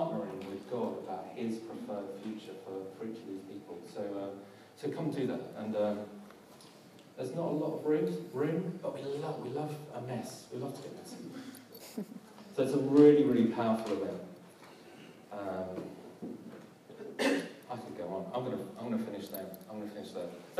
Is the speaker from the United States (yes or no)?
no; London, United Kingdom; I'm from South London